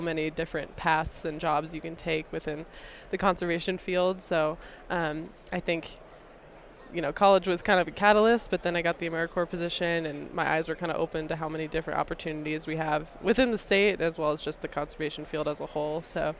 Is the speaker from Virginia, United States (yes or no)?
yes; Virginia, United States; moved away as an adult; also born or lived in Alabama; now in Nevada, United States; Yeah, so I'm originally from the East Coast. I mostly grew up in Virginia and Alabama.